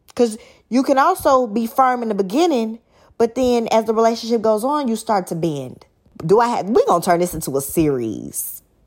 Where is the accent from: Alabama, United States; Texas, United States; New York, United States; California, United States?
Texas, United States; Dallas; I'm from Dallas